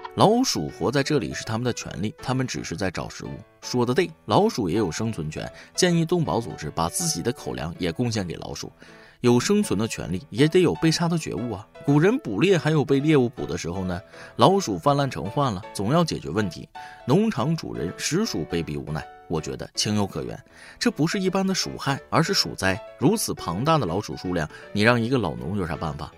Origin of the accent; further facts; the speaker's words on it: northern China, China; moved away; 因为我是北方人，所以小时候主要是吃甜粽子